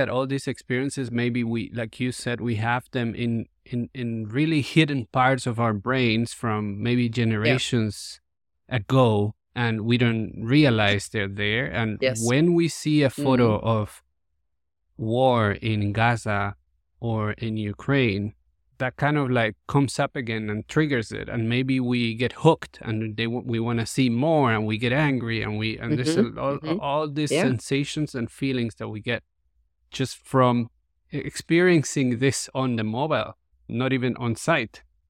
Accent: Colombia; I grew up in Colombia in the 80s and the 90s, and that was full of violence, the war on drugs

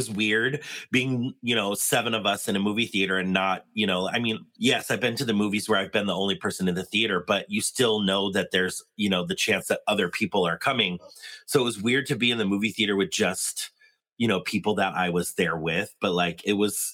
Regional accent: San Diego, California, United States; I was born in San Diego, and we used to go to the San Diego Zoo.

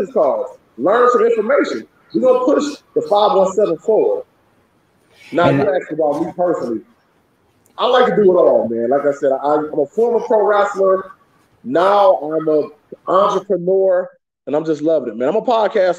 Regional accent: Detroit, Michigan, United States; I was born in the Detroit, Michigan area.

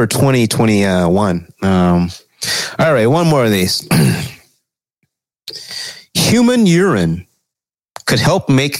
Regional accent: United States; I'm fucking American.

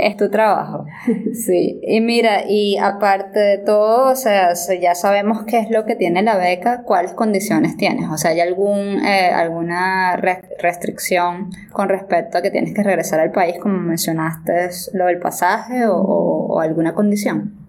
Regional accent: Venezuela; moved away as an adult; now in Japan; yo soy de Venezuela

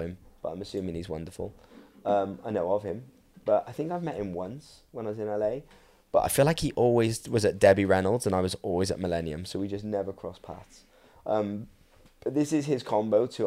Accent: Welsh, Wales, United Kingdom; I'm Welsh

